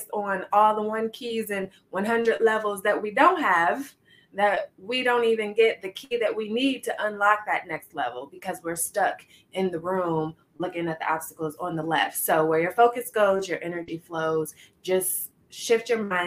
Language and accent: English; Midwest, United States; Midwest born and raised